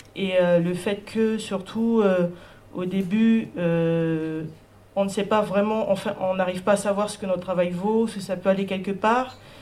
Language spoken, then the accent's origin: French; French Guiana; moi je suis une artiste, je viens de Guyane